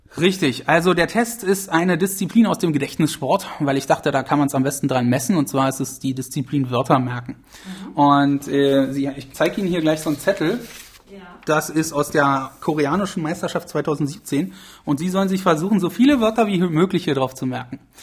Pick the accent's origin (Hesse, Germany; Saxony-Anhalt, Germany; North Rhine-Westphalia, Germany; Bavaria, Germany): Saxony-Anhalt, Germany; Magdeburg; ich komme aus Magdeburg